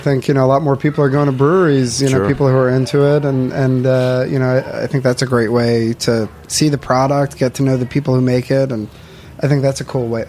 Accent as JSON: {"language": "English", "town": "Chappaqua", "region": "New York", "country": "United States", "tie": "born or raised there", "said": "I grew up in the suburbs just north of the city in Chappaqua, small town."}